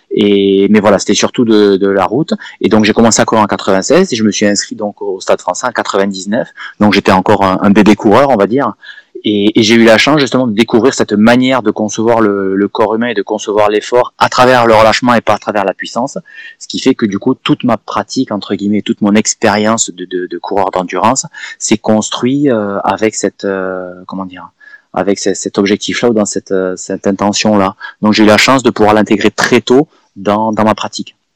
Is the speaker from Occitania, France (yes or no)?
yes; Perpignan, Occitania, France; moved away as an adult; also born or lived in Lyon; je suis de Perpignan, je suis né à Perpignan, j'ai grandi par là-bas donc euh, dans le sud et au bord de la mer. J'ai fait mes études à Lyon.